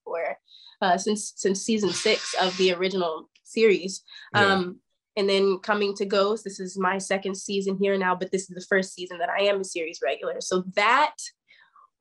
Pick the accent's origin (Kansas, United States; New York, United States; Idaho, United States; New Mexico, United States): Kansas, United States; Topeka; I'm from Topeka, Kansas, so I'm from a super small town